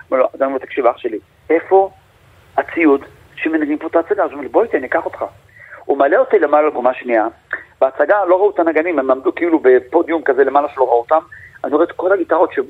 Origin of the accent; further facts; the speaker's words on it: Yeruham, Southern District, Israel; ובתור ילד שנולד בירוחם אז, והרדיו זה הדבר היחידי ששמעתי